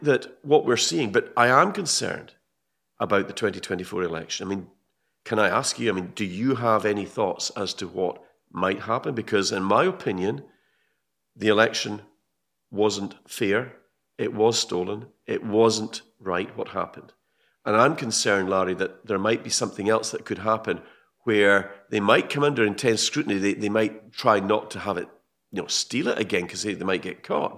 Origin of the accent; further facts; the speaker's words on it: Scotland, United Kingdom; I'm a Brit. I'm a Scottish Brit.